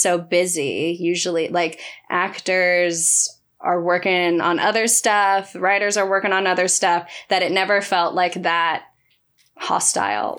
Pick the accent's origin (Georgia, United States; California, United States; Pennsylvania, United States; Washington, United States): California, United States; Stockton; now in Los Angeles, United States; growing up in Stockton